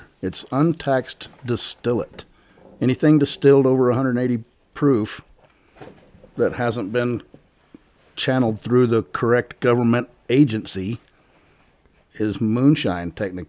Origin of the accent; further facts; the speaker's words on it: Damascus, Virginia, United States; moved away; also born or lived in Texas / Northern California; I grew up in Damascus. It's a very small town on 58. And it's basically the end of the road.